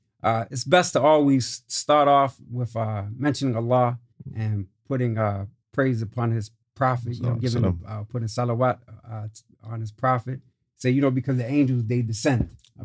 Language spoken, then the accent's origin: English; Prince Albert, Saskatchewan, Canada; born there; So with that being said, yeah, I was born in Prince Albert, Saskatchewan.